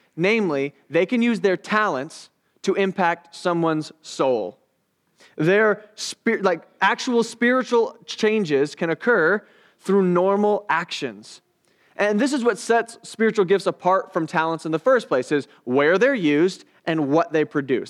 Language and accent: English; United States; I'm an American.